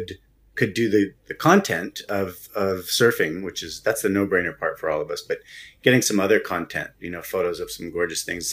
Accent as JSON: {"language": "English", "country": "United States", "said": "as an American"}